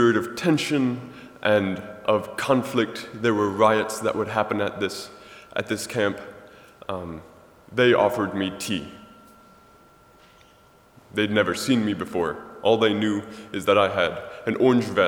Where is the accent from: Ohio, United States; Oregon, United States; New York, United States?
Ohio, United States; Millersburg; I'm from Millersburg, Ohio.